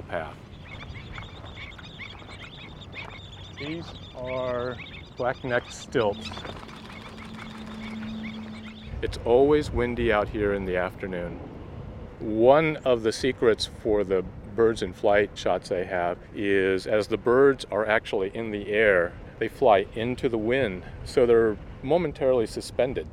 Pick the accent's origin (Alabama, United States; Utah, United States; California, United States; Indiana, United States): California, United States; San Jose; I'm from San Jose, California